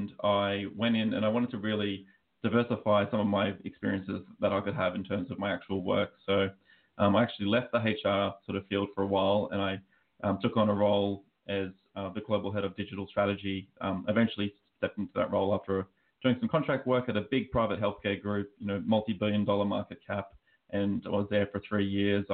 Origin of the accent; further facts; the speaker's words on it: Australia; accent: Australian; now in United States; as you can probably tell by my accent, I am Australian, but I'm actually living out in the US.